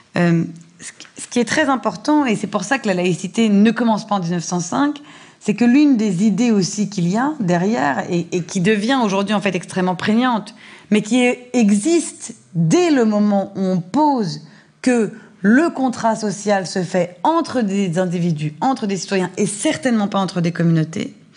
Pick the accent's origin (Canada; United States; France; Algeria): France